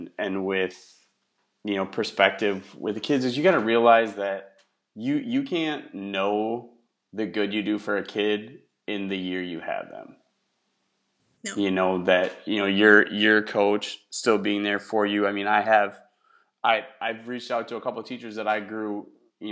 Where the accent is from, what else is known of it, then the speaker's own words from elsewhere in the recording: Wisconsin, United States; now in Houston, United States; where I grew up in Wisconsin